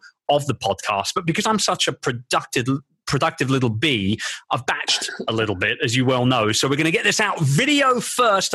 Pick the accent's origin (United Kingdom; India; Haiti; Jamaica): United Kingdom; London; my hometown of London